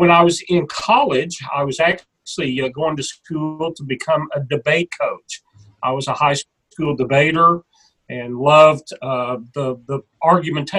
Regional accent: Kansas City, Missouri, United States; now in Mississippi, United States; was born in the Kansas City area and played youth sports. Our church had a little league team

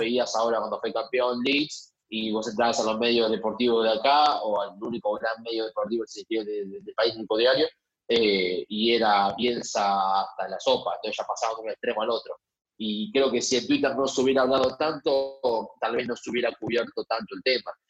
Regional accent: Argentina; somos así los argentinos

